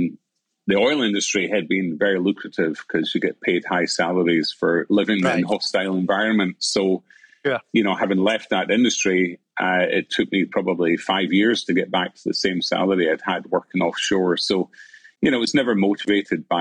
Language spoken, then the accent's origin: English; Glasgow, Scotland, United Kingdom; moved away as an adult; also born or lived in Aberdeen; I was brought up in Glasgow and went to Shawland Primary and Academy